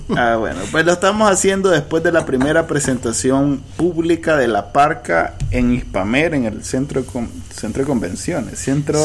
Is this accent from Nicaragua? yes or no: yes; Nicaragua; somos nicas